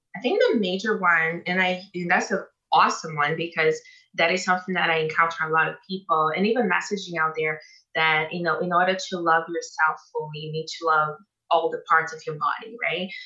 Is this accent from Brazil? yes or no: yes; Brazil; moved away as an adult; now in Canada; I come from Brazil, which is the capital of plastic surgery in the world, right? Like I was raised with all, and I was 21 when I came to Canada